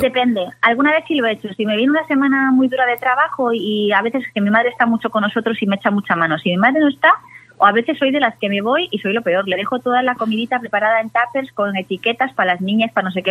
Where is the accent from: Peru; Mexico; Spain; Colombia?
Spain; Galicia; como buena gallega